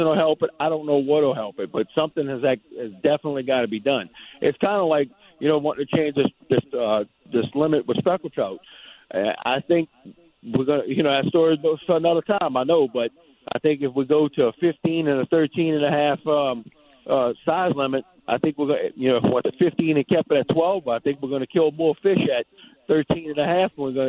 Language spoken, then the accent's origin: English; Louisiana, United States; We're in Louisiana. You know what I mean? I'm from Louisiana.